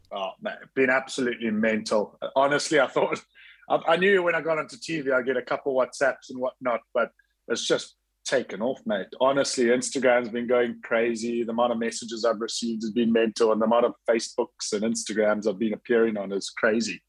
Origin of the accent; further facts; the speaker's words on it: South Africa; moved away; also born or lived in Scotland; growing up in South Africa and going to school at Kingswood and university in Stellenbosch